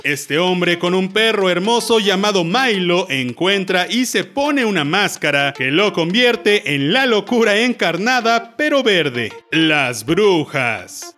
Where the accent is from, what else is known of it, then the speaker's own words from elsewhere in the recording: Mexico; aquí en mi país, en México